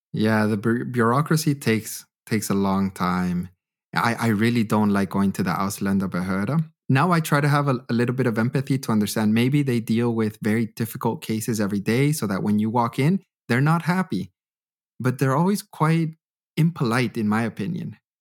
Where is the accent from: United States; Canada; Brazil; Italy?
Canada; moved away as an adult; now in Germany; I grew up in Canada my entire life